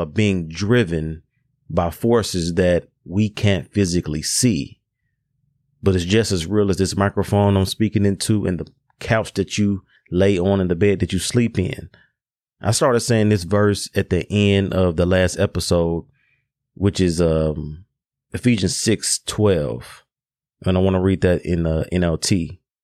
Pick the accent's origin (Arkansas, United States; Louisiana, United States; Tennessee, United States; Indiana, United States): Tennessee, United States; Memphis; Memphis, my hometown